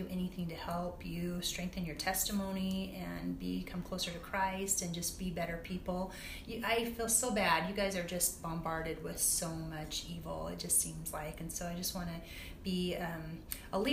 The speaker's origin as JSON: {"language": "English", "town": "Logan", "region": "Utah", "country": "United States", "tie": "born or raised there", "said": "I grew up in Logan, Utah"}